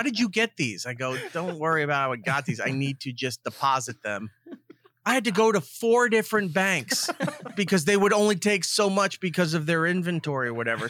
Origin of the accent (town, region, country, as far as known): Long Island, New York, United States; born or raised there